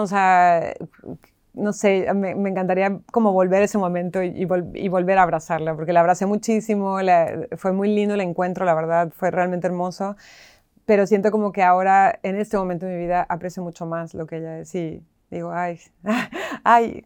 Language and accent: Spanish; Tijuana, Baja California, Mexico; moved away as an adult; also born or lived in Mexico City, Mexico; now in Buenos Aires, Argentina; yo que soy mexicana